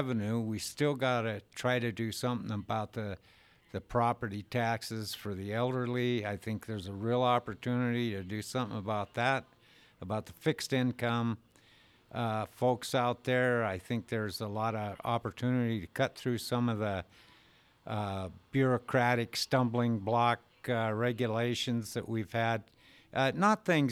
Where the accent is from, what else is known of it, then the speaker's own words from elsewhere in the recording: Colstrip, Montana, United States; I'm from Colstrip, Montana.